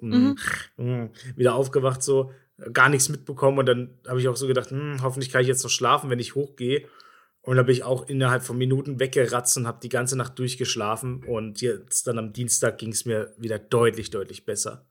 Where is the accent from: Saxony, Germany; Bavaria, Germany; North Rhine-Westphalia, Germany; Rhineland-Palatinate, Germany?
Bavaria, Germany; accent: Bavarian; also born or lived in eastern Germany; nachdem ich ein paar Jahre in Bayern gewohnt habe, also sagen wir so acht Jahre oder sowas, bin ich in, als Jugendlicher oder sechs Jahre, bin ich wieder in den Osten